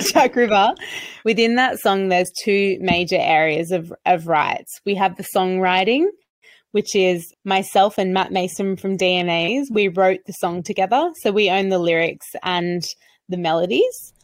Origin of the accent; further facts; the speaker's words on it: Australia; I'm an Australian recording artist